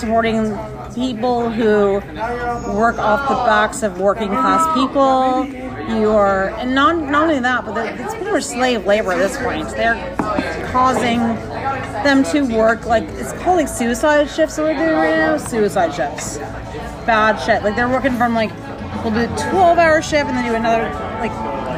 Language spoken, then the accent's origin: English; United States; I'm American